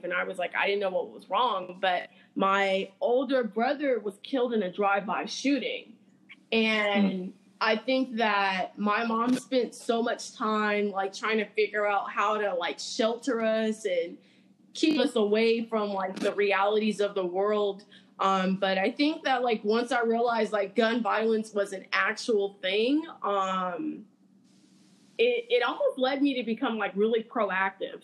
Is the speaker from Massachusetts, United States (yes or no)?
no; Los Angeles, California, United States; moved away; I'm from South Central Los Angeles